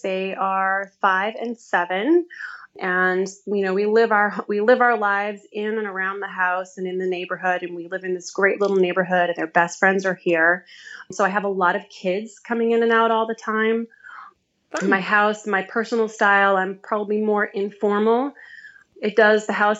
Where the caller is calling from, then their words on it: Winchester, Massachusetts, United States; I'm calling from Winchester, Massachusetts. It's a little suburb kind of northwest of Boston. And my home, I've been blessed with wonderful, wonderful parents, Greek parents